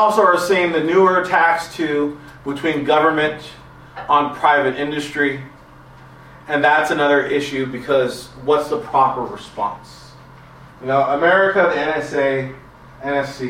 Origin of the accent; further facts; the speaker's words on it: Los Angeles, California, United States; I'm a Latino from